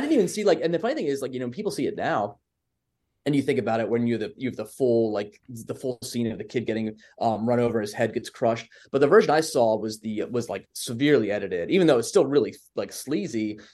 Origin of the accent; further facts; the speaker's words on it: Baltimore, Maryland, United States; accent: Baltimore; born and raised here